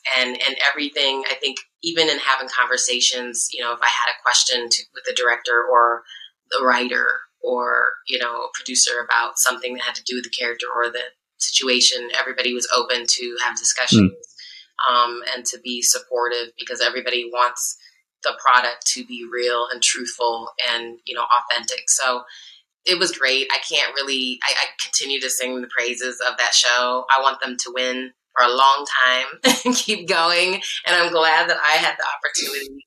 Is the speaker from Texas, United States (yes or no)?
no; Iowa, United States; now in California, United States; I'm from Iowa, which is in the Midwest in the central time zone